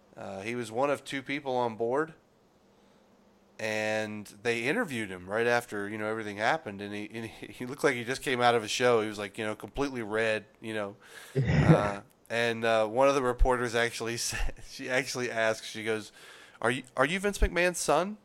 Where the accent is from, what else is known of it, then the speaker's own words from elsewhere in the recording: West Virginia, United States; my hometown in West Virginia